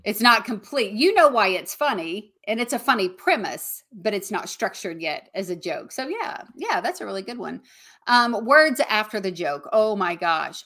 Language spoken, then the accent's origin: English; the South, United States; accent: Southern; I still have my Southern accent